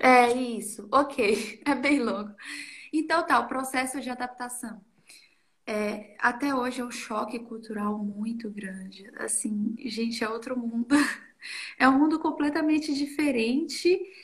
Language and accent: Portuguese; Rio Pardo de Minas, Minas Gerais, Brazil; moved away as an adult; now in Austria; Eu venho de Minas Gerais, uma cidade do interior de Minas chamada Rio Pardo de Minas